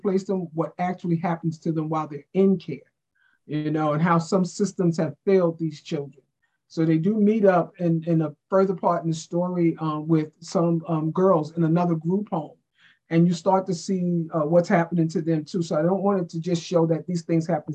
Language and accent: English; New York, United States; moved away; I'm from New York